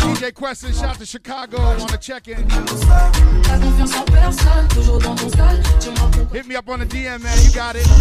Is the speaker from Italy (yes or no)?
no; Port-au-Prince, Ouest, Haiti; I'm from Port-au-Prince, so shout out to all my people from Port-au-Prince.